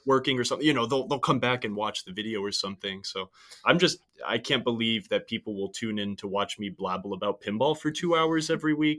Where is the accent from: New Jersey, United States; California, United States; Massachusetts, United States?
California, United States; San Francisco Bay Area; I'm from the San Francisco Bay Area